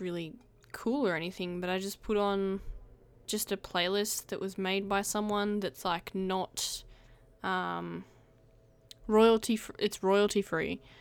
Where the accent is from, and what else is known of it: Australia